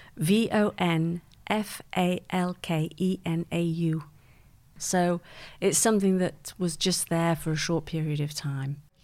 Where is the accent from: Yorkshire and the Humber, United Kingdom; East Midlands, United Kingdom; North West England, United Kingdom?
North West England, United Kingdom; Manchester; also born or lived in Geneva; now in London, United Kingdom; I grew up in, uh, Manchester. in a place called Malvern Grove